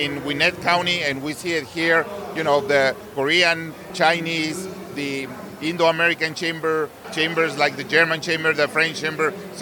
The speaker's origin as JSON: {"language": "English", "country": "Mexico", "moved": "yes", "lives_now": "Georgia, United States", "said": "I'm originally from Mexico"}